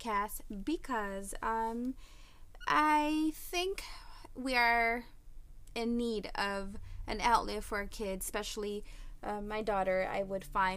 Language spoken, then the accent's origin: English; United States; my parents are from Mexico. I was born and raised in the United States. I do speak Spanish, so if you hear me with a little accent, I don't know why